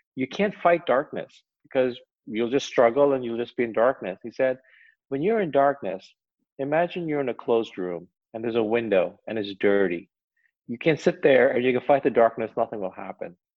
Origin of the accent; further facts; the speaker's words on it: United States; I'll speak as an American